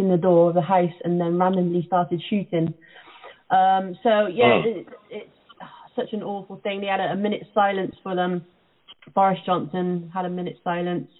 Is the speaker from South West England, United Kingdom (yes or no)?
yes; Cheltenham, South West England, United Kingdom; born or raised there